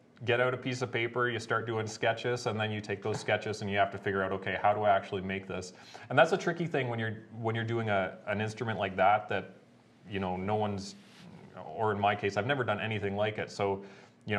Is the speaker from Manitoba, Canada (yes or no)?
no; Goderich, Ontario, Canada; I'm from Goderich, Ontario. So I have a shop there in Goderich.